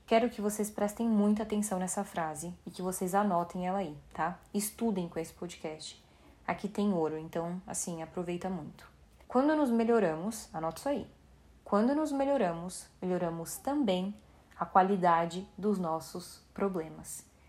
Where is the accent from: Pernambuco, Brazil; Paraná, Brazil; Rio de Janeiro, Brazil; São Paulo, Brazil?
São Paulo, Brazil; now in Vancouver, Canada; Eu cresci no Paraisópolis, que é uma comunidade carente de São Paulo, e hoje, depois de muito esforço, eu moro em Vancouver, no Canadá